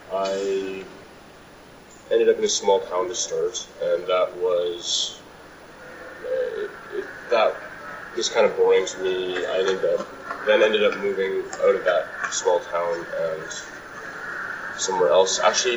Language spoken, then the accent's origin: English; Manitoba, Canada; now in Victoria, Canada; Well, I came from Manitoba.